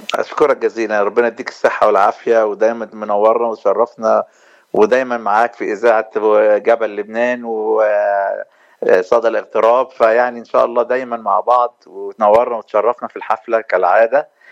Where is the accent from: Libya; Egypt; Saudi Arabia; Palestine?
Egypt; now in Los Angeles, United States; احنا عندنا في مصر